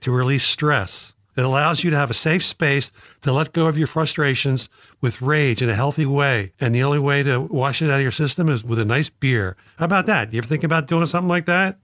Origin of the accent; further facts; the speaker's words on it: Philadelphia, Pennsylvania, United States; we're both from Philadelphia